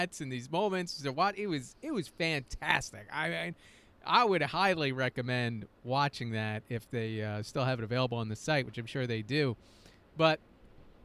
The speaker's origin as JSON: {"language": "English", "town": "East Islip", "region": "New York", "country": "United States", "tie": "born or raised there", "lives_now": "Queens, United States", "said": "I grew up in Suffolk County. I grew up, you know, in East Islip"}